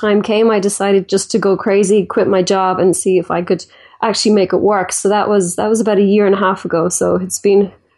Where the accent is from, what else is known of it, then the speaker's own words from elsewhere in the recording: Ireland; So I'm from Ireland, and I guess I kind of started like everybody else did, school and college